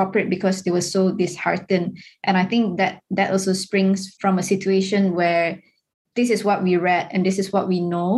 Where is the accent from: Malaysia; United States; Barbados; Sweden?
Malaysia; Ipoh, Perak; growing up in Ipoh, we were more shielded from like grassroots politics.